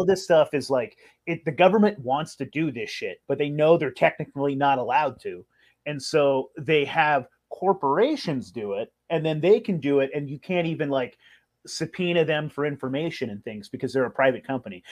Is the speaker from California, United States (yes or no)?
yes; California, United States; I grew up in California